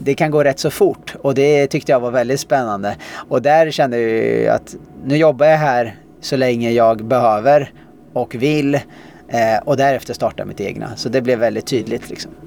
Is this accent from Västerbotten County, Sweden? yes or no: no; Tallboda, Östergötland, Sweden; also born or lived in Australia; sen så växte jag upp där